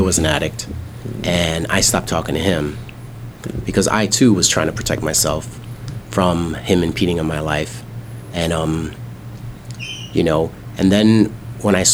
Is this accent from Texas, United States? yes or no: no; New York City, New York, United States; moved away; I grew up in Harlem, in New York